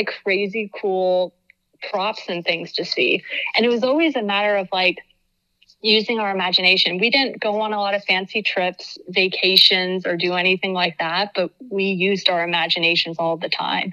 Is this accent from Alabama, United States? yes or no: no; Reading, Pennsylvania, United States; also born or lived in Homestead, Florida; I grew up in Reading, Pennsylvania. So yeah, pretty much inner city Reading most of my life.